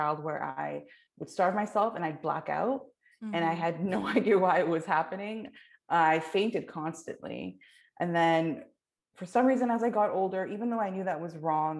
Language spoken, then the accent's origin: English; Canada; I was like born and raised in the South Asian community, but then also like within Canada